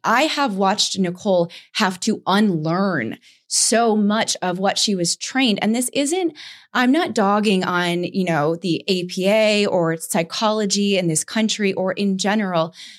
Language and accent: English; Saratoga Springs, New York, United States; moved away; I went back to Saratoga that I had been running from, that's where I grew up in New York